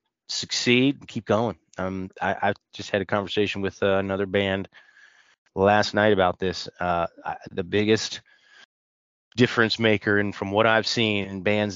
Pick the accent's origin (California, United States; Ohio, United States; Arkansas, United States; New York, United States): Ohio, United States; Cleveland; I'm from Cleveland